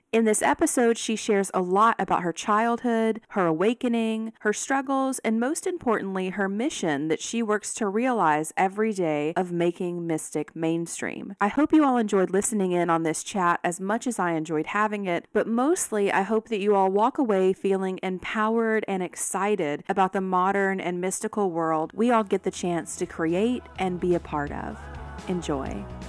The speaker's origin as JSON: {"language": "English", "region": "the South", "country": "United States", "tie": "born or raised there", "said": "I was born and raised in the South"}